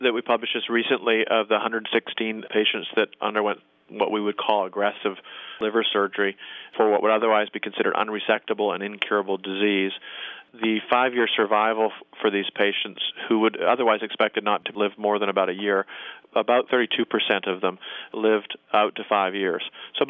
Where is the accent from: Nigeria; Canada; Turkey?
Canada; I will rarely use a combination of what I call a hockey stick incision, being a Canadian